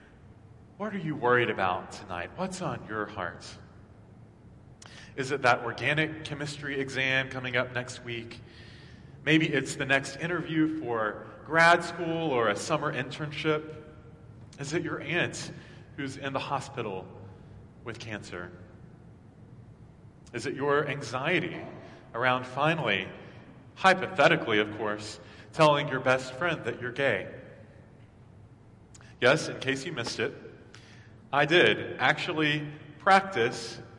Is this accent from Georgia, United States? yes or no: no; Maryville, Tennessee, United States; now in Atlanta, United States; my priest growing up in Maryville, Tennessee